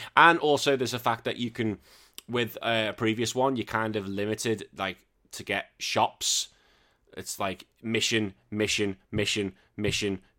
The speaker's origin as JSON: {"language": "English", "region": "England", "country": "United Kingdom", "said": "I know I'm English, but I'm still British."}